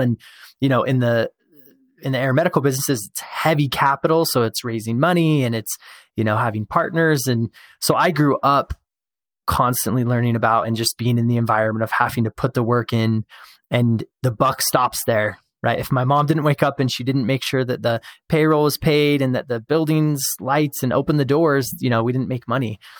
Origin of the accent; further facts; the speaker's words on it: Show Low, Arizona, United States; now in Utah, United States; I was born and raised in Sholo